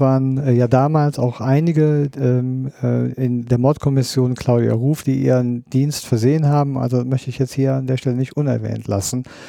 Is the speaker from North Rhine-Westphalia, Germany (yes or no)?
yes; Bonn, North Rhine-Westphalia, Germany; ich bin Bonner